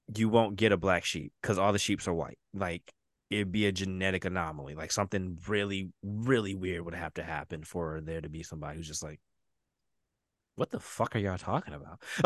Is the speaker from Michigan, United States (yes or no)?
yes; Detroit, Michigan, United States; moved away; That's Detroit." Yeah. That's where I'm from.